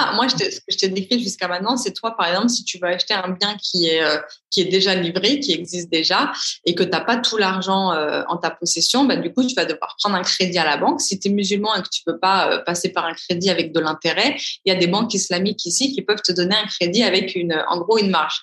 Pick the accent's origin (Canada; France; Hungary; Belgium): France; Paris, Île-de-France; moved away as an adult; now in Dubai, United Arab Emirates; je suis de Paris